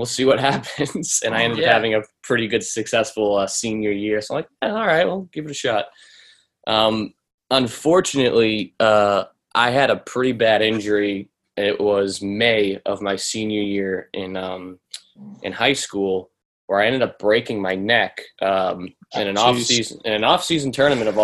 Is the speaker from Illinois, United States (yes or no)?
no; Lancaster, Massachusetts, United States; also born or lived in Pennsylvania; I'm from Lancaster, Massachusetts. That's where I grew up. That's where I currently live